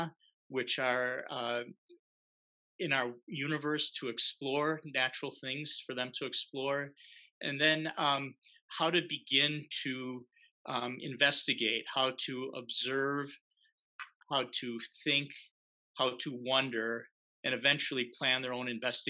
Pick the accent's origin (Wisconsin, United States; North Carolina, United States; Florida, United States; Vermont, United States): Wisconsin, United States; Milwaukee; moved away as an adult; I grew up here in Wisconsin in Milwaukee